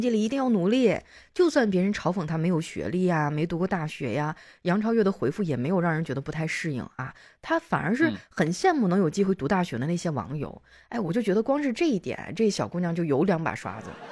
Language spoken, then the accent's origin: Chinese; Northeast China, China; 其实我们东北人呢，可能会有一些延续至今的一些小迷信